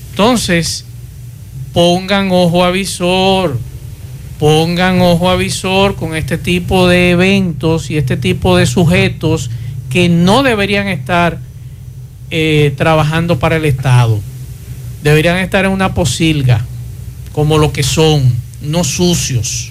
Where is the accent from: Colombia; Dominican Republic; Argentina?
Dominican Republic; Santo Domingo, Distrito Nacional; now in Santiago, Dominican Republic; mi acta de nacimiento eh, de, Santo Domingo, donde nací